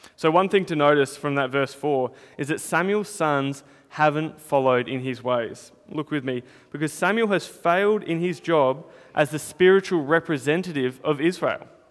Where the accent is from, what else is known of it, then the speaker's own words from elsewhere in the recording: Northern Territory, Australia; now in Melbourne, Australia; when I was growing up in the Territory